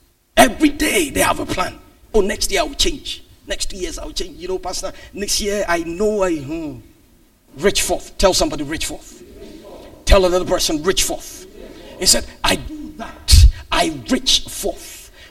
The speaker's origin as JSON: {"language": "English", "country": "United Kingdom", "said": "Who cares? I'm British. After being British, what's next?"}